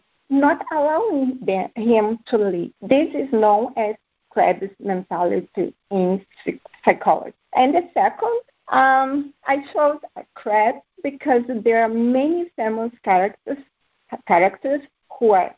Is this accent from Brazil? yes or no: yes; Brazil; moved away; also born or lived in Bahrain / Spain; growing up in Brazil taught me how to combine hard work